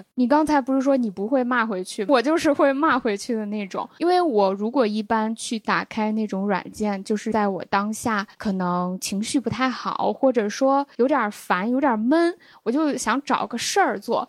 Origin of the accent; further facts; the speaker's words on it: Xi'an, Shaanxi, China; 他那时候也没意识到我是西安的